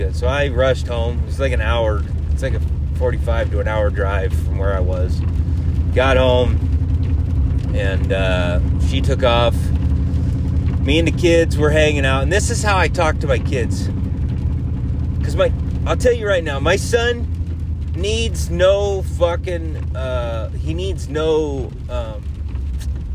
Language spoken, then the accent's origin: English; United States; I'm an American